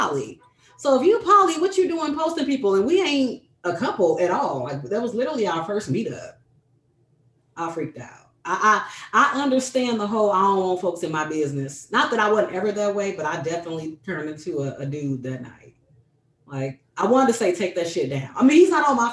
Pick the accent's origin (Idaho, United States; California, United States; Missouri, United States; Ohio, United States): Missouri, United States; St. Louis; I was from St. Louis